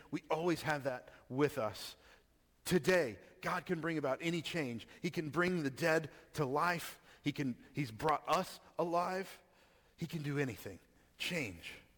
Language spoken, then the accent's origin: English; Texas, United States; I grew up in Texas